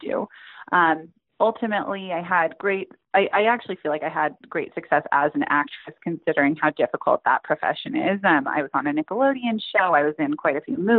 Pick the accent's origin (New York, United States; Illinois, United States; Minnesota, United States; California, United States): California, United States; Silicon Valley, Northern; I grew up in Northern California, in kind of the heart of Silicon Valley